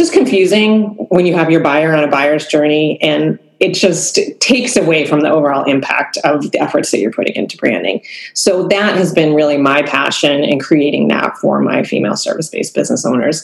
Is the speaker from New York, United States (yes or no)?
no; Cape Cod, Massachusetts, United States; I grew up on Cape Cod, where I live now